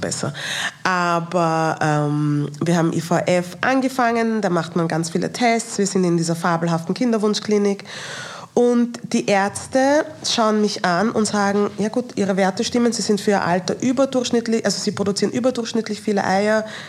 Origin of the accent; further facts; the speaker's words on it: Austria; mit meinen nigerianischen Wurzeln aufgewachsen bin in Österreich